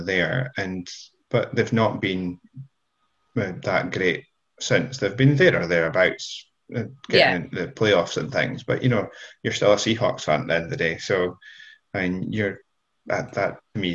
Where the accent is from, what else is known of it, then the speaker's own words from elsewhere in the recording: Fraserburgh, Scotland, United Kingdom; now in Aberdeen, United Kingdom; I grew up in and around Fraserburgh, north of Aberdeen